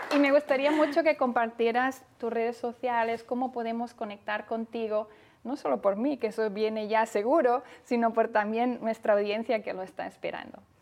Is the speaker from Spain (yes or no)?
yes; Spain; now in Indianapolis, United States; nos conectamos con España, con mi tierra